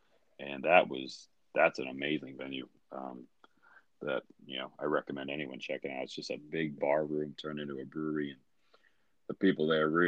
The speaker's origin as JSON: {"language": "English", "country": "United States", "tie": "born or raised there", "said": "the Washington County Fair, because that's my hometown fair."}